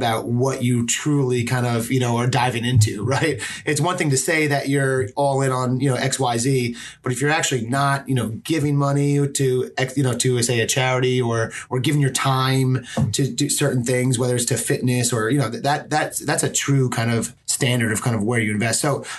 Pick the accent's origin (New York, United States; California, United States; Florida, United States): New York, United States; Manhattan; I come from Manhattan.